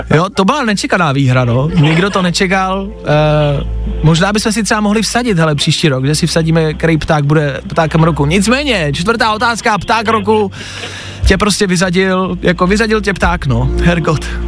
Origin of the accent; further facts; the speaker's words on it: Pilsen, Plzeň Region, Czechia; V Plzni, protože jsem z Plzně, si pamatuju, že se jezdilo u Ježíška